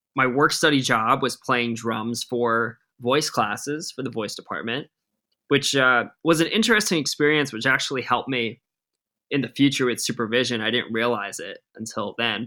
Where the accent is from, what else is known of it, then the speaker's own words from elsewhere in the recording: Rhode Island, United States; moved away as an adult; now in Los Angeles, United States; I'm from Rhode Island. We're the smallest state in the country. I was an all-state jazz band drummer